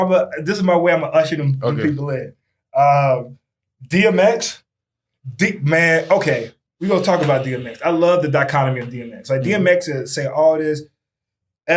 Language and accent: English; North Carolina, United States; I was born in North Carolina